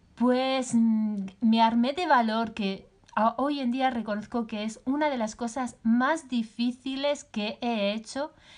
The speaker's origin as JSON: {"language": "Spanish", "country": "Spain", "said": "yo soy española, posiblemente por mi acento eso ya es más fácil de saber."}